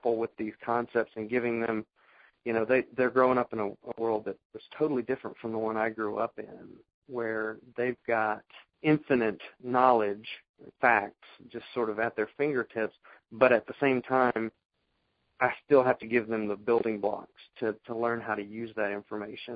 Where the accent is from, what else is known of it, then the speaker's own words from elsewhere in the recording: the South, United States; accent: southern; my southern accent